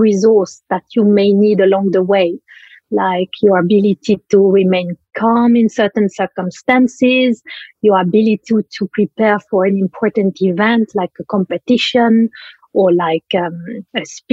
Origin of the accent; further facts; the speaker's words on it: Switzerland; moved away; I come from Switzerland originally